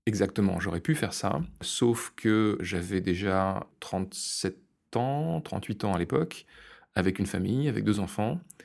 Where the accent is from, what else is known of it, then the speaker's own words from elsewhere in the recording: France; now in Brussels, Belgium; je suis français